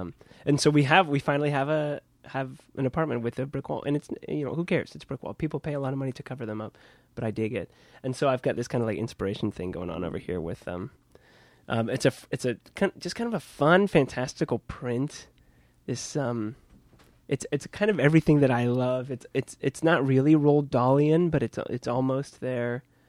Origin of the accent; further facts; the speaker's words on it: Kansas, United States; moved away as an adult; now in Brooklyn, United States; So I'm from Kansas.